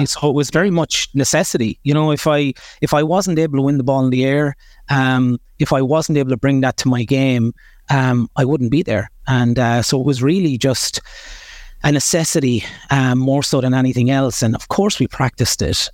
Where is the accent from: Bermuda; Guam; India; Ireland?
Ireland; Kilkenny, Leinster; I was born in Kilkenny Hospital, right in the middle of Kilkenny City, and, uh, at the time my parents were living just on the border between Bennett's Bridge and Danes Fort